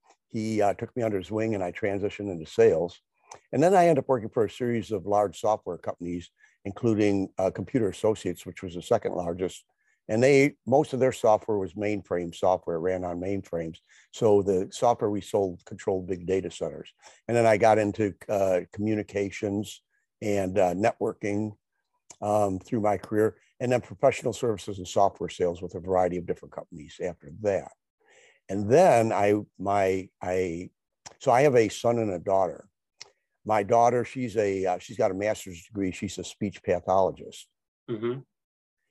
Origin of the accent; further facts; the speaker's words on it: Detroit, Michigan, United States; which is just outside of Detroit, a suburb of Detroit. And so I grew up in Michigan, and I've been here my entire life.